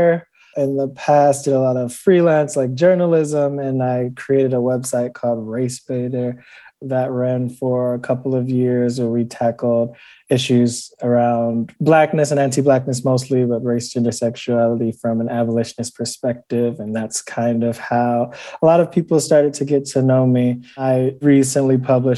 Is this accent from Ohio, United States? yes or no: yes; Cleveland, Ohio, United States; growing up in Cleveland